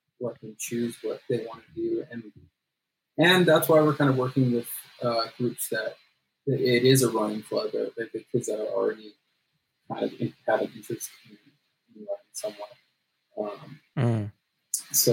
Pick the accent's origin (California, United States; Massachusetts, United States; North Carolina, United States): California, United States; Los Angeles; I grew up in the San Fernando Valley